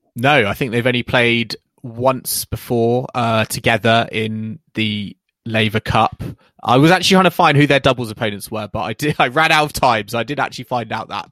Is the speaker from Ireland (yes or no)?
no; United Kingdom; as a British fan